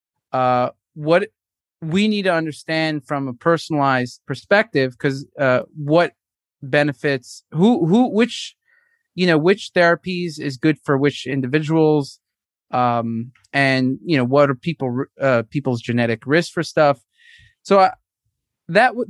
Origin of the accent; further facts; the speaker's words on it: New York City, New York, United States; moved away as an adult; also born or lived in San Luis Obispo, California / Newport Beach, California; now in Tel Aviv, Israel; I grew up in Brooklyn, New York.